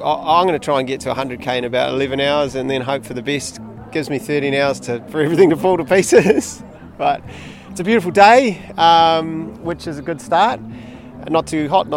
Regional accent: Auckland, New Zealand; I'm a runner person, and I'm from Tamaki Makaurau.

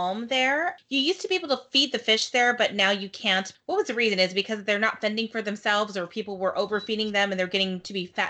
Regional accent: Haleiwa, Hawaii, United States; when I grew up in Haleiwa, it was still a surf town, and now it's, like, super touristy

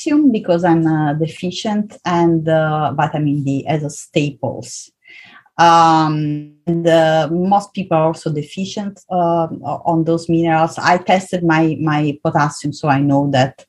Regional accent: Southern Italy, Italy; moved away as an adult; also born or lived in Vienna, Austria; I was born and raised in South Italy

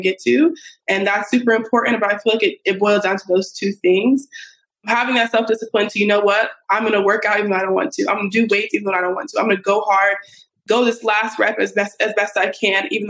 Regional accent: Colorado, United States; moved away as an adult; also born or lived in California; now in Brooklyn, United States; I'm from Colorado, went to school in California.

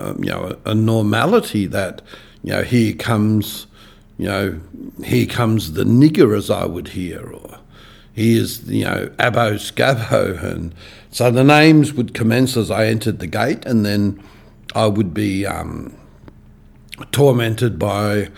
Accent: Sydney, New South Wales, Australia; now in Perth, Australia; when I was a young boy, I moved from Perth across to New South Wales, and I would have been 8-9 years of age. We moved to a place called Villawood, which was then in the outer western suburbs of Sydney, and Villawood was a extremely hard place in which to grow up

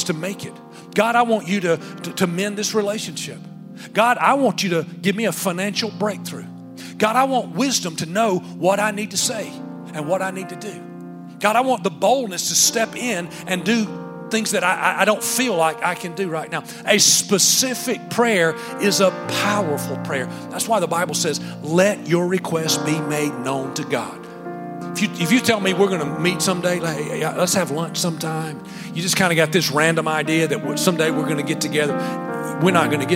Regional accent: Alabama, United States; I'm from Alabama

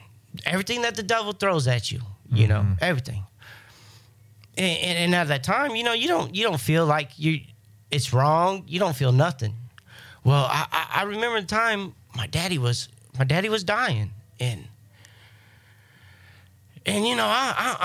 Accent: Kansas City, Missouri, United States; moved away as an adult; now in Florida, United States; I'm not from Florida. You know, I'm from good old Kansas City, Missouri.

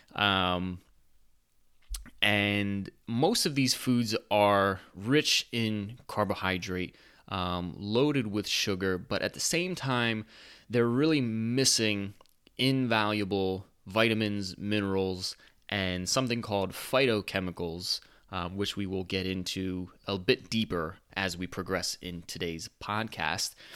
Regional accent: United States; I'm an American

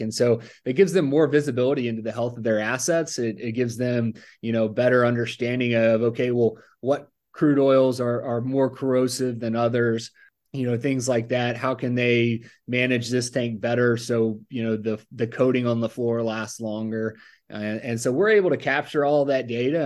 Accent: Mobile, Alabama, United States; moved away as an adult; also born or lived in Tuscaloosa, Alabama; now in Texas, United States; I grew up in Mobile, Alabama area, uh, Baldwin County

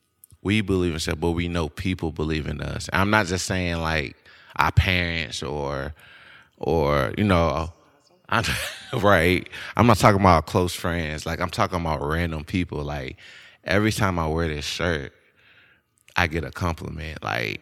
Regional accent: Shreveport, Louisiana, United States; Like, I grew up in Bossier, Shreveport, Louisiana, but I was just in crazy situations that I have no business being in.

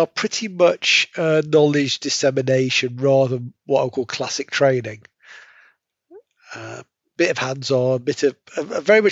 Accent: Nottingham, East Midlands, United Kingdom; moved away as an adult; also born or lived in London / Edinburgh / Newcastle; I was born in Nottingham, but I've worked all over the UK and ended up back in Nottingham

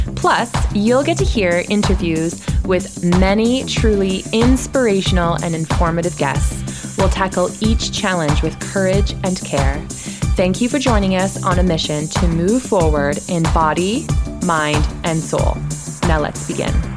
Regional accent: Stratford, Ontario, Canada; for all of my hometown peeps, you will be happy to hear that I will be hosting it in Stratford, Ontario

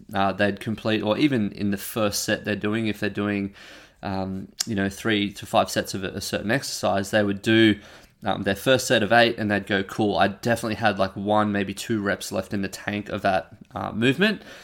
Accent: Australia; I'm an Australian

